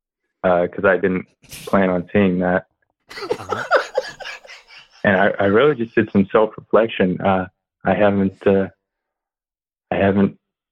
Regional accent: Arkansas, United States; I am from Arkansas, unfortunately.

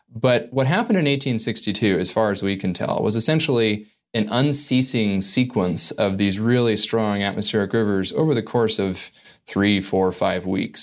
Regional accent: Northern California, United States; growing up in Northern California

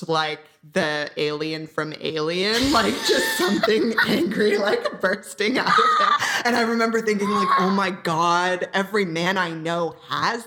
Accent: Orange County, Southern California, United States; now in Los Angeles, United States; I'm from Orange County in Southern California. So I've pretty much only ever been here.

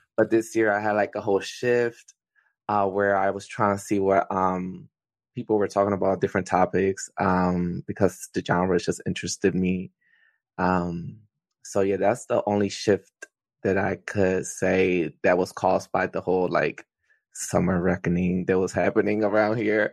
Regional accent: Philadelphia, Pennsylvania, United States; I am from Philadelphia, um, so I'm in the Philly area.

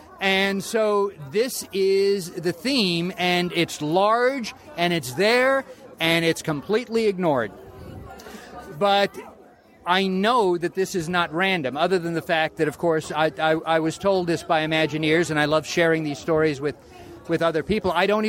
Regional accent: California, United States; I'm a California boy. I grew up in California going to Disneyland.

